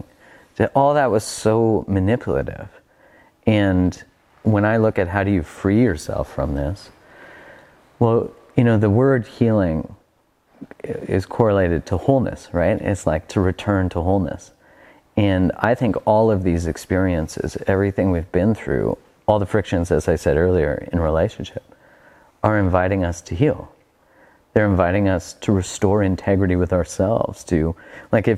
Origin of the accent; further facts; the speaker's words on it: Canada; I'm Canadian